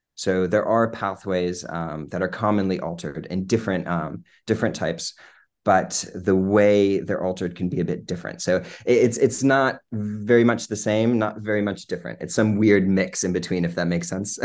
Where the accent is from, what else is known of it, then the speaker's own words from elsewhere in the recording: Lynchburg, Virginia, United States; moved away as an adult; also born or lived in New Jersey; now in London, United Kingdom; So I'm originally from Lynchburg, my whole life in Lynchburg